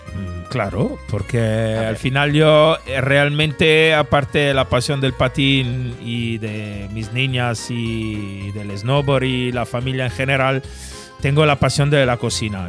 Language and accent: Spanish; Italy; moved away as an adult; now in Spain; siendo italiano